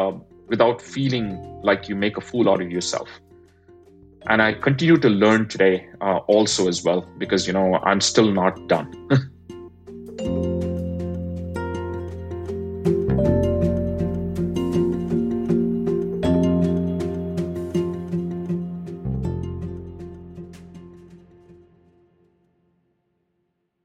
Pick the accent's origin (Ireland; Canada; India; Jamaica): India; moved away as an adult; now in United States; given that I'm an immigrant, I grew up in India